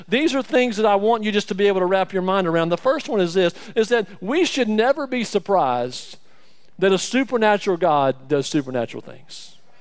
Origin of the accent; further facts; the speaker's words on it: Alabama, United States; I'm from Alabama